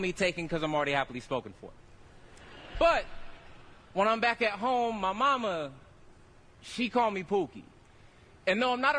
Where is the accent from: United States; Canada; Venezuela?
United States; Stockton, California; I'm from Southside Stockton.